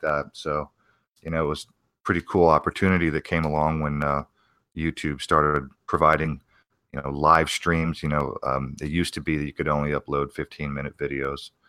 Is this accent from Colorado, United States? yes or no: no; Arizona, United States; also born or lived in New Castle, Pennsylvania; my parents moved to Arizona